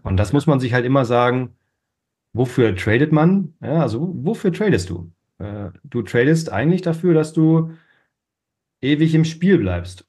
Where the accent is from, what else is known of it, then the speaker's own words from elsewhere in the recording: Northern Germany, Germany; Ich bin ähm, aufgewachsen in Norddeutschland